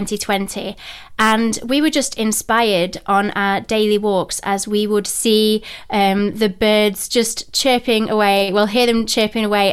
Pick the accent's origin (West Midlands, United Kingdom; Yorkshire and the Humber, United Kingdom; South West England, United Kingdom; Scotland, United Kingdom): Yorkshire and the Humber, United Kingdom; Rotherham; accent: Yorkshire twang; moved away as an adult; also born or lived in North Carolina / Sheffield; now in Cornwall, United Kingdom; I'm from Yorkshire, so I'm from Rotherham near Sheffield.